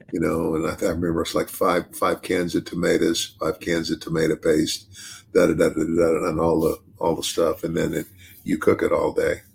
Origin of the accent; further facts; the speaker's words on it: United States; also born or lived in Arizona; I grew up in the South and in Arizona